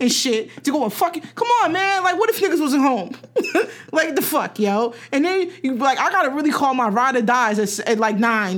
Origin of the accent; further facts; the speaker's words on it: New Jersey, United States; I'm from Jersey